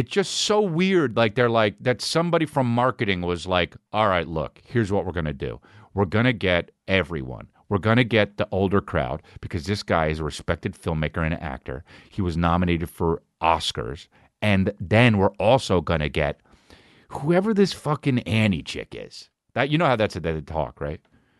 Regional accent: Boston, Massachusetts, United States; Ah, you know, I'm from Boston. Boston guys always want to tell you they're from Boston, you know?

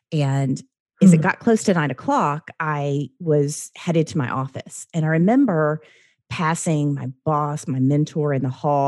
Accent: the South, United States; I wasn't always like that. I grew up in the South.

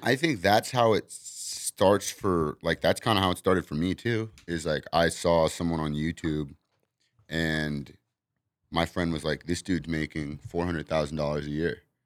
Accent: Los Angeles, California, United States; also born or lived in Arizona; I'm from here. I grew up in Venice

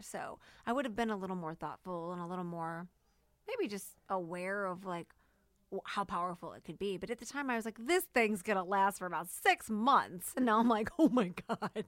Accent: St. Louis, Missouri, United States; Saint Louis, Missouri

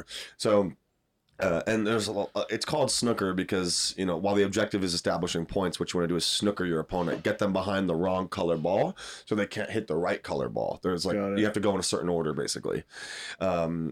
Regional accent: United States; We're American

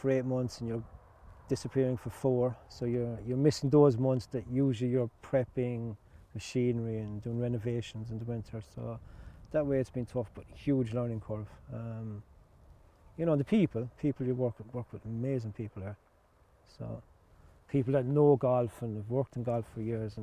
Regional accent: Ballybunion, Munster, Ireland; moved away; From Ballybunion in Ireland

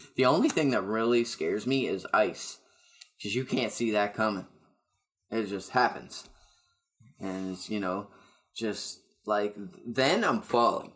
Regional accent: Amherst, Nova Scotia, Canada; now in Moncton, Canada; I'm opening up for him in my hometown

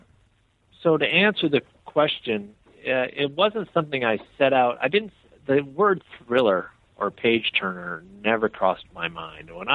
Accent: Iowa City, Iowa, United States; now in Memphis, United States; I'm from Iowa. I'm from Iowa City, Iowa, up north

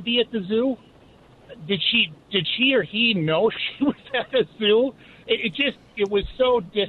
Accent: Minnesota, United States; born or raised there

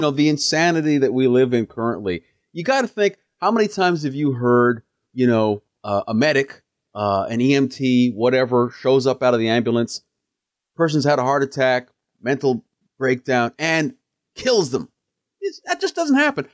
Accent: Canada; also born or lived in Kenya (ancestry) / Edmonton; as a Kenyan Canadian, as an African

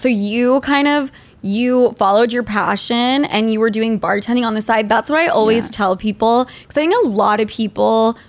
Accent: Utah, United States; now in New York City, United States; I'm from Utah.

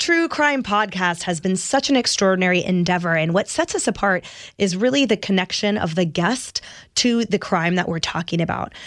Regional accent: Oakland, California, United States; I was born in Oak Knoll Naval Hospital in Oakland, California.

